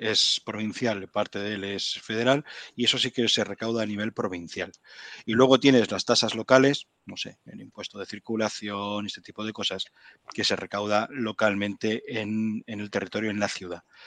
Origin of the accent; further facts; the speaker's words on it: Spain; moved away as an adult; now in Ottawa, Canada; a mí como español